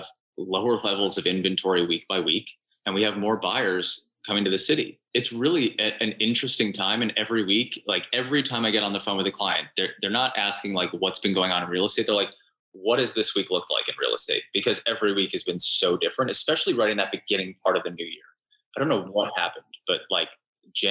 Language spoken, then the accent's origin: English; Cleveland, Ohio, United States; now in New York, United States; I'm from Cleveland originally